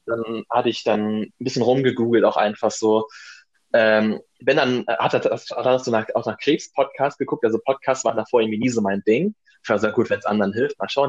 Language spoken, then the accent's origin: German; Germany; moved away as an adult; also born or lived in Madrid; in meiner Heimat, in der Nähe von Hamburg